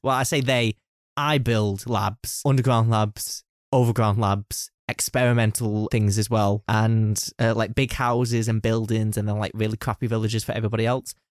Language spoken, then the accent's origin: English; United Kingdom; I am a Brit myself.